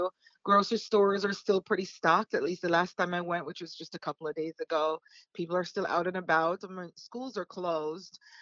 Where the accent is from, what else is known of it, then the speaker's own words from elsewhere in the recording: Jamaica; moved away as an adult; also born or lived in Florida; now in United States; growing up in Jamaica